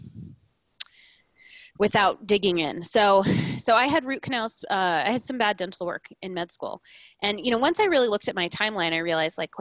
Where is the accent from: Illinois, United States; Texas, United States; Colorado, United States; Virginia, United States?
Colorado, United States; I was born and raised in Colorado, so I grew up with a very sort of holistic mindset